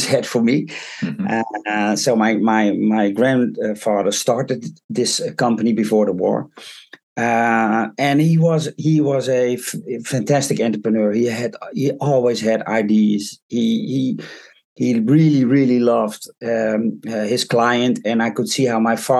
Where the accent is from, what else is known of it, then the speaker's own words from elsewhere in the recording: Haarlem, North Holland, Netherlands; moved away as an adult; now in Drouwen, Netherlands; I was actually born and raised in Haarlem, which is on the west coast of the Netherlands, in a city.